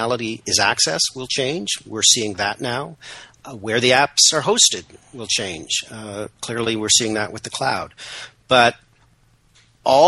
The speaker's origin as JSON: {"language": "English", "country": "Canada", "said": "I'm Canadian, proudly so, if somewhat apologetically"}